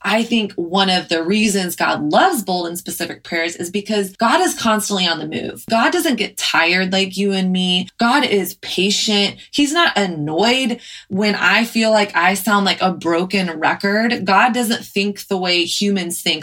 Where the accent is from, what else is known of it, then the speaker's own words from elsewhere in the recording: Texas, United States; moved away as an adult; now in New York, United States; I grew up in Texas